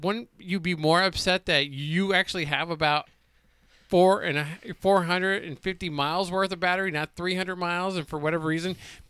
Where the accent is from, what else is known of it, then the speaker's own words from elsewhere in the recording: New Jersey, United States; where I grew up in Jersey, and a lot of the time, you as well, you're connected with your church.